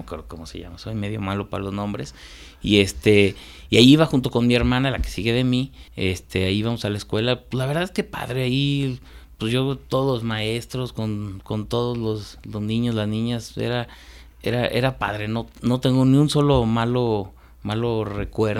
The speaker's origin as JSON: {"language": "Spanish", "town": "León", "region": "Guanajuato", "country": "Mexico", "tie": "born or raised there", "also_born_or_lived": "Salamanca, Guanajuato / Irapuato, Guanajuato", "said": "ya como desde los nueve años, diez años, no, desde los nueve ya vivo aquí en León"}